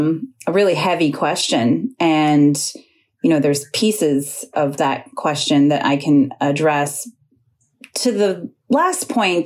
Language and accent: English; Turtle Mountain Ojibwe Nation, North Dakota, United States; now in Minneapolis, United States; I'm from Turtle Mountain Ojibwe Nation, and I am Eagle Clan.